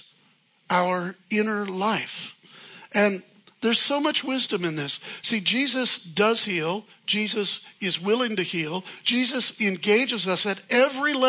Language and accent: English; Chicago, Illinois, United States; I'm from Chicago. We're rude in Chicago